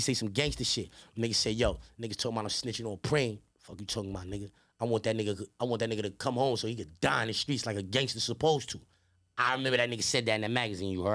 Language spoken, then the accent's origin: English; New York City, New York, United States; I'm from Queens